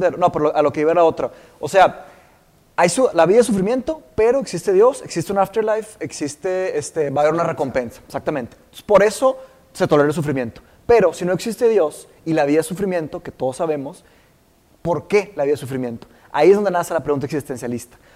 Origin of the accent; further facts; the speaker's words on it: Brazil; Spanish is a second language; now in Mexico; sí, somos brasileños. Sí, somos, los brasileños.